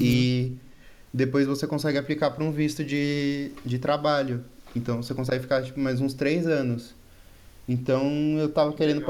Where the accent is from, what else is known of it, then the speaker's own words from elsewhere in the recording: São Paulo, Brazil; moved away as an adult; now in Pirassununga, Brazil; Eu sou de São Paulo e agora eu tô morando em Pirassununga, que é bem interior